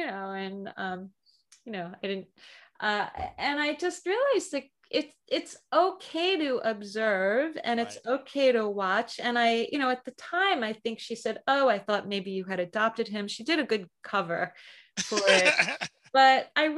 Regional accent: United States; accent: American; my American accent

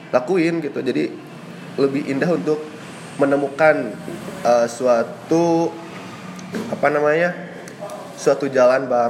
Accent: Tasikmalaya, West Java, Indonesia; gue lahir di Tasikmalaya beberapa, beberapa belas tahun yang lalu.

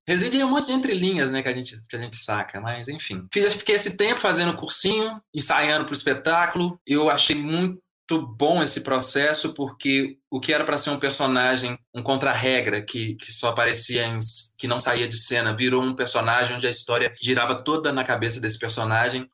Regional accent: Belo Horizonte, Minas Gerais, Brazil; born or raised there

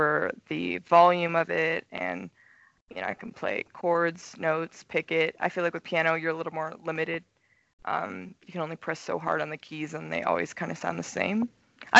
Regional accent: Soldotna, Alaska, United States; moved away as an adult; also born or lived in Rexburg, Idaho / Portland, Oregon; now in Los Angeles, United States; I'm originally from Soldotna, Alaska, and I was born and raised there.

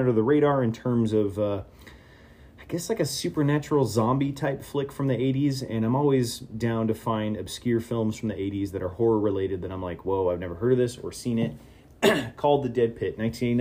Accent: California, United States; I'm from Cali

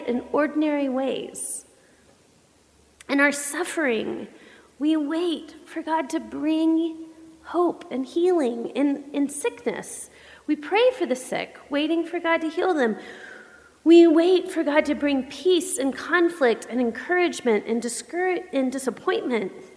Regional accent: the South, United States; I grew up Baptist in the South.

